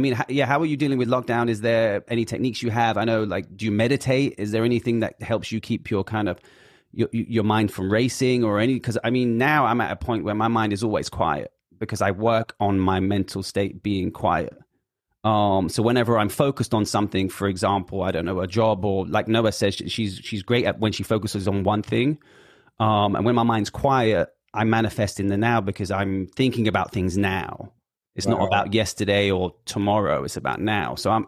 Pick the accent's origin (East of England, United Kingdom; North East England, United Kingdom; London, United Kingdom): London, United Kingdom; Hackney; Out to Hackney, Northeast.